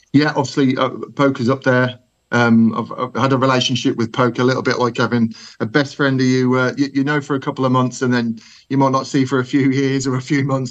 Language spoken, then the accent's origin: English; Birmingham, West Midlands, United Kingdom; accent: Brummy; my my my Brummy accent